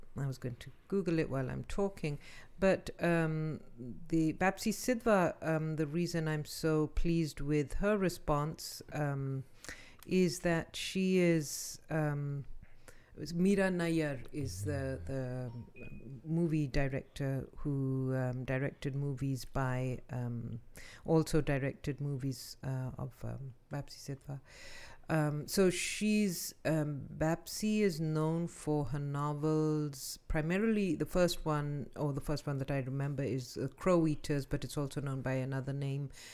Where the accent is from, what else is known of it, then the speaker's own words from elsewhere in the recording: Pakistan; now in United States; we grew up in Pakistan